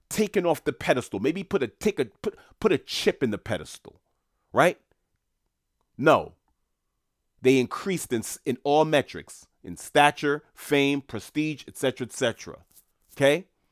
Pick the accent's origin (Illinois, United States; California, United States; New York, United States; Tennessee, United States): New York, United States; New York City; I grew up in Queens, New York